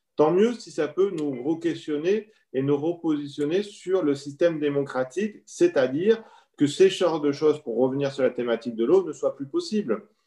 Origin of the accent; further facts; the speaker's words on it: France; chez nous en France